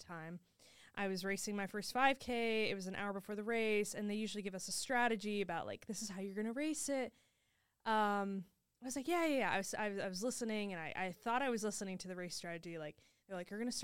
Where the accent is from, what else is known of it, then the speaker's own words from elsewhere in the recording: Indianapolis, Indiana, United States; I'm from Indianapolis